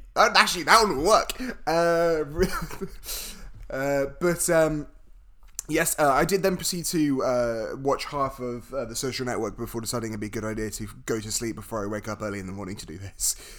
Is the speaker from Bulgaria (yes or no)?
no; United Kingdom; I'm British